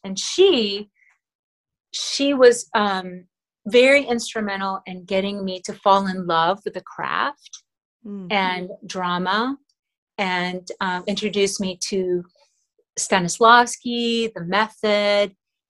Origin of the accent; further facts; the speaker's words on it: Manila, Metro Manila, Philippines; first language Tagalog; English is a second language; moved away; I was born and raised in Manila, and so I still speak Tagalog, which is my native language, fluently